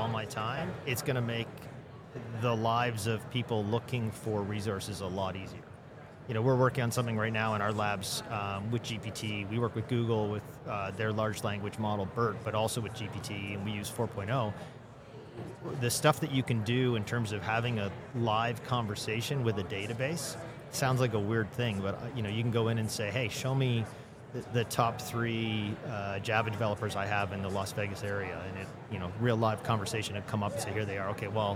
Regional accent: Toronto, Ontario, Canada; I'm from Toronto

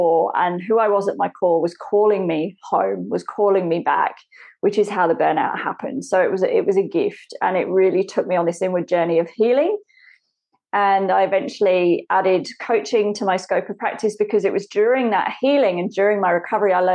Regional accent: England, United Kingdom; I grew up in England.

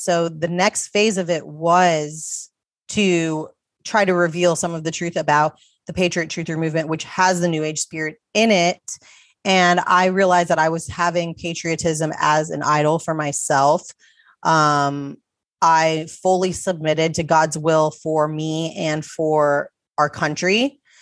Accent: United States; I was born in America

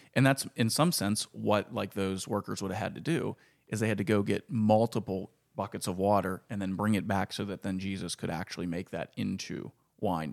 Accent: Ford City, Pennsylvania, United States; also born or lived in Leechburg; growing up in Ford City

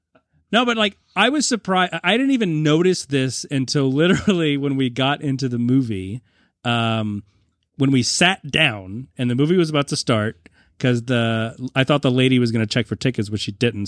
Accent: New England, United States; I'm also from the New England area.

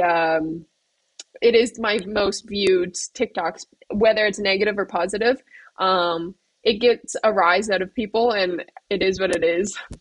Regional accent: Canada; now in Slovakia; I know like a bit of French as a Canadian

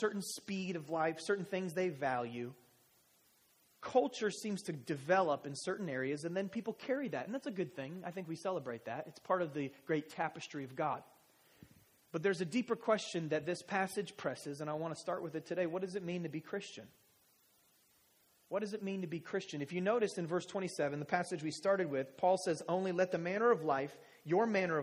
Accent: United States; I'm American

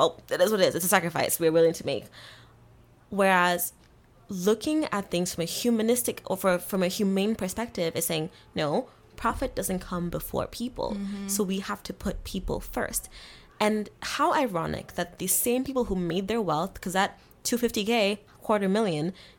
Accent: Kenya; moved away; I grew up in Kenya

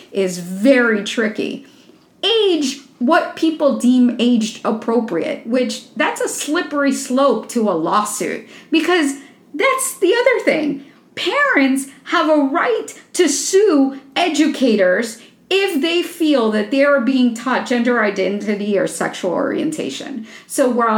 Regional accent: Florida, United States; my home state of Florida

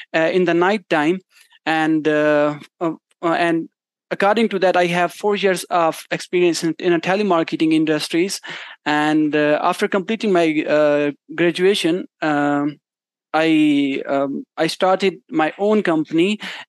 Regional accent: Mianwali, Punjab, Pakistan; Basically, I am from Mianwali. It's a city in a Punjab state. Punjab is the state of Pakistan

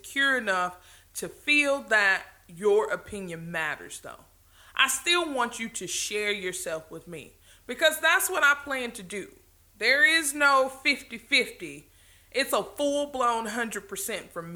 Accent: the South, Southern United States, United States; accent: Southern; I'm a little bit Southern, so there may be some things that I say that you really don't understand

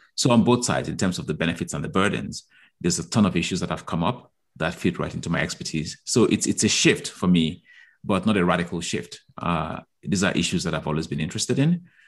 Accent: Nigeria; moved away; I grew up in Nigeria

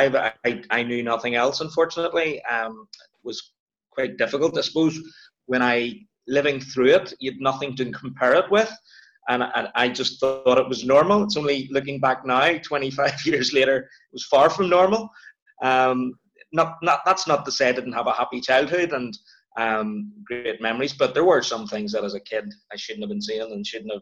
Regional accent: Belfast, Northern Ireland, United Kingdom; also born or lived in Edinburgh / Mallusk; Born and bred, Belfast, Northern Ireland

